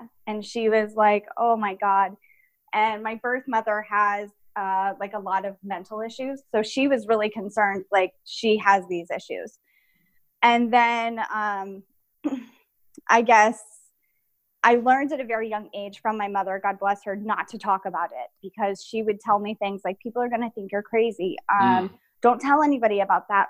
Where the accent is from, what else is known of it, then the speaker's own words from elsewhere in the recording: San Diego, California, United States; I grew up in San Diego